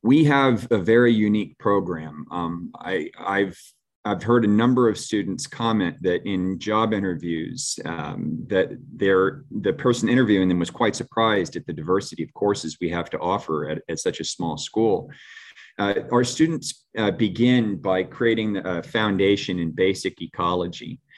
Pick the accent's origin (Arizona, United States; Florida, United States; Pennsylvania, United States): Florida, United States; St. Petersburg; also born or lived in Gulfport, Florida; I'm a Florida boy. I was, um, born and raised in Saint Petersburg and, uh, Gulfport, Florida